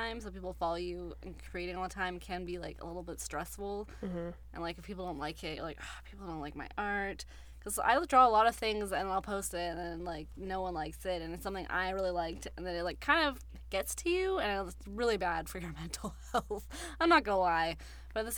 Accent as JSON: {"language": "English", "town": "Surrey", "region": "British Columbia", "country": "Canada", "tie": "born or raised there", "also_born_or_lived": "East Vancouver", "lives_now": "New Westminster, Canada", "said": "I'm from Surrey, but I was living in East"}